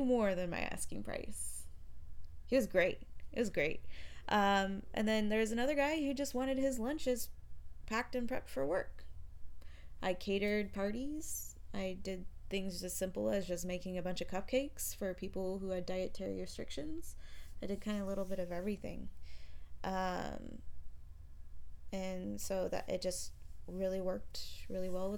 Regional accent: Glendale/Peoria area, Arizona, United States; also born or lived in Tempe, Arizona; I had just moved home from Tempe, so I moved back in with my parents.

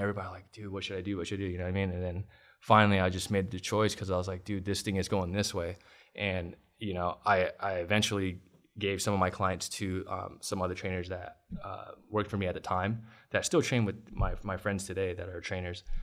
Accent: Long Beach, California, United States; in East Side Long Beach, yeah. I was born and raised in East Side

